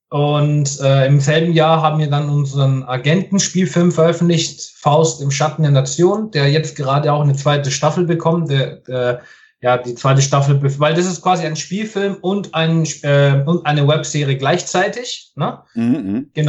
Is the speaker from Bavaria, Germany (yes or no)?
yes; Nuremberg, Bavaria, Germany; born there; Ich bin eigentlich ganzer Italiener, sprich, ich bin zwar in mm. Nürnberg geboren, aber ich bin tatsächlich ein Vollblut-Italiener